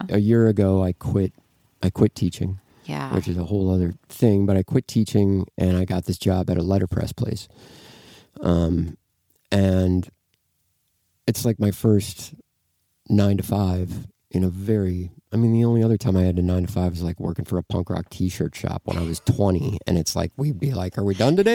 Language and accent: English; Midwest, United States; man, I'm from the Midwest.